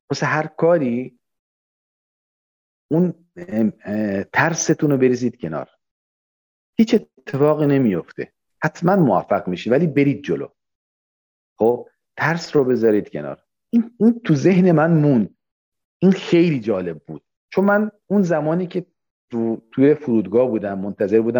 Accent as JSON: {"language": "Persian", "town": "Abadan", "region": "Khuzestan", "country": "Iran", "tie": "born or raised there", "said": "من که بچه آبادانم من که جنگ رو دیدم من که به معروف انقلاب دیدیم چیز خیلی چیزا دیده بودیم"}